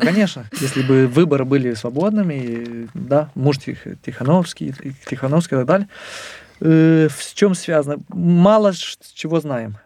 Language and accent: Russian; Moldova; я из Молдовы